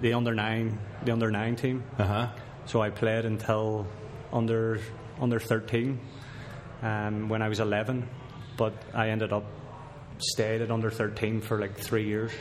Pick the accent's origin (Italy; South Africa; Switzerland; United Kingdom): United Kingdom; Belfast, Northern Ireland; moved away as an adult; now in Edmonton, Canada; I'm from Belfast, Northern Ireland.